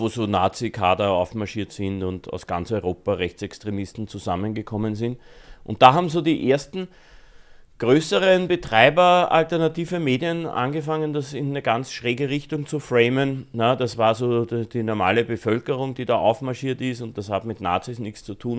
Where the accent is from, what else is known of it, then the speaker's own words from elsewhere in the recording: Austria; bei uns in Österreich